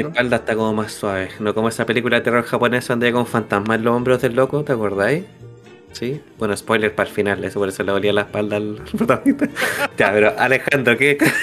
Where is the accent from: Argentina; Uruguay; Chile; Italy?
Chile; soy chileno